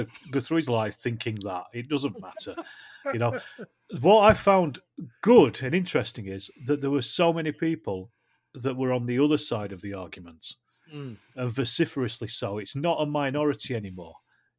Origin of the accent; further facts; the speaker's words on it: Ireland; now in California, United States; So I'm the Irish guy who's in California.